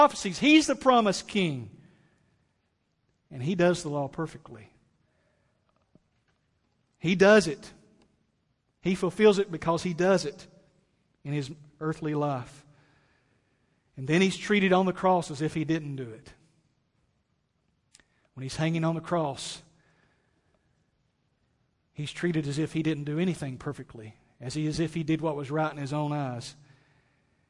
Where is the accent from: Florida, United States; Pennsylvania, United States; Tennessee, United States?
Tennessee, United States; East; My mom and dad, we grew up in East Tennessee